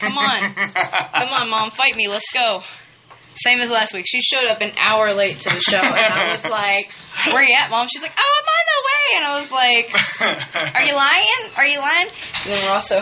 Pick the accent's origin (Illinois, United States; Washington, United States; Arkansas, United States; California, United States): Arkansas, United States; Malvern; also born or lived in Chattanooga, Tennessee / Magnet Cove, Arkansas / Hot Springs, Arkansas; Born in Chattanooga, Tennessee, and raised in Malvern, Magnet Cove, Arkansas